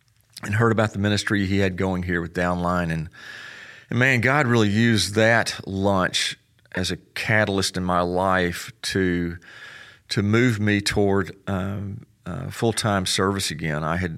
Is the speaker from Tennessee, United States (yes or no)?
yes; Memphis, Tennessee, United States; also born or lived in Texas; Hey, Graham, I grew up in Memphis. My dad was in the Air Force. I was actually born in Texas